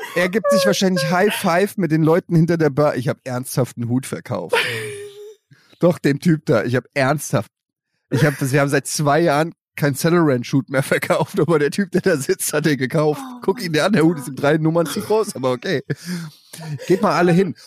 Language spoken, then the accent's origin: German; Germany; als Deutscher